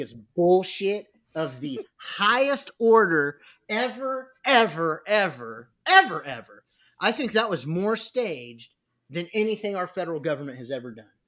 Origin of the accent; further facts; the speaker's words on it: San Diego, California, United States; I was from San Diego